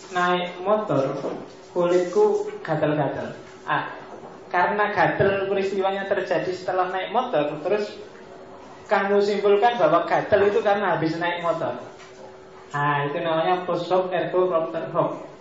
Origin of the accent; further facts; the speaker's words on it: Mojokerto, East Java, Indonesia; di tempat saya, saya aslinya Mojokerto, zaman saya kecil itu orang sakit apapun datanya ke mantri